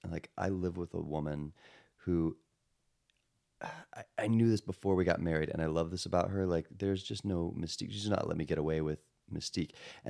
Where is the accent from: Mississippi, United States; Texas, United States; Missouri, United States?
Texas, United States; accent: Texas; And I grew up in Texas.